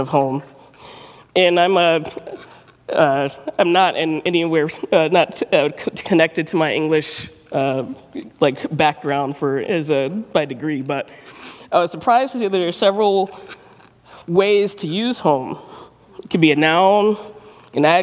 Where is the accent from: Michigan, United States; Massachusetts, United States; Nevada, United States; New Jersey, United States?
Michigan, United States; Detroit; moved away as an adult; now in Ann Arbor, United States; I'm from Detroit, born and raised.